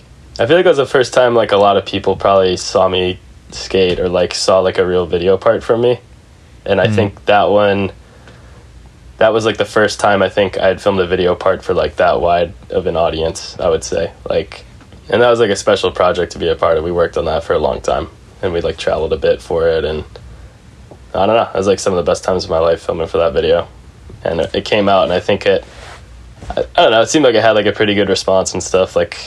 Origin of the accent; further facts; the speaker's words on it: Naperville, Illinois, United States; also born or lived in Arizona; now in San Francisco, United States; I grew up in Naperville, Illinois. It's a suburb of Chicago. It's one of like a million suburbs in Illinois.